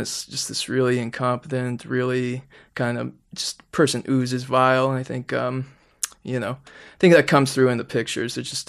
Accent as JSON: {"language": "English", "town": "Toronto", "region": "Ontario", "country": "Canada", "tie": "born or raised there", "said": "Yeah, I grew up in Rexdale, as we call it. Not the best area of Toronto, you know."}